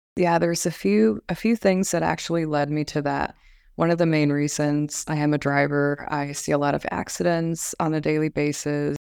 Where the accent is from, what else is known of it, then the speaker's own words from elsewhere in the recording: Las Vegas, Nevada, United States; also born or lived in Phoenix, Arizona; now in Pasadena, United States; Originally, I'm from Las Vegas, Nevada.